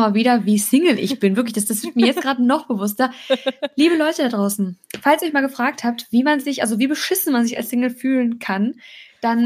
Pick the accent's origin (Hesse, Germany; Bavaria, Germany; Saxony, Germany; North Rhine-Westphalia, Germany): North Rhine-Westphalia, Germany; Cologne; wir kommen ja beide aus Köln